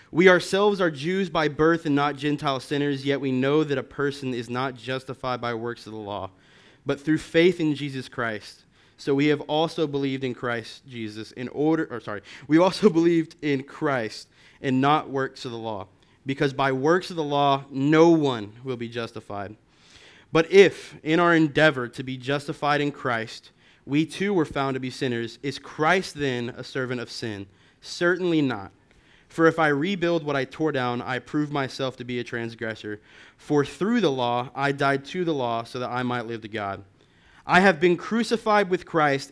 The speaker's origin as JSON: {"language": "English", "town": "Lubbock", "region": "Texas", "country": "United States", "said": "I'm from Lubbock"}